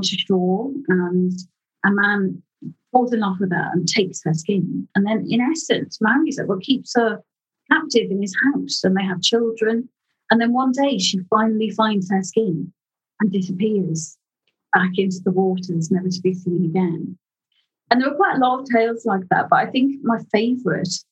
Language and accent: English; Liverpool, North West England, United Kingdom; I grew up in Liverpool